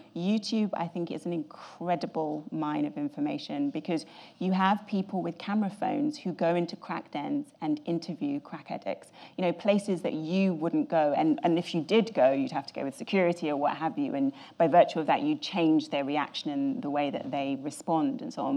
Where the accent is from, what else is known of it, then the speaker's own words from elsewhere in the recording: England, United Kingdom; I'm very English